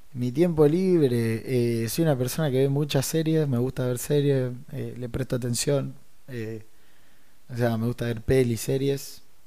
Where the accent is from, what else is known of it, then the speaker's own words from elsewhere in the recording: Rosario, Santa Fe, Argentina; somos rosarinos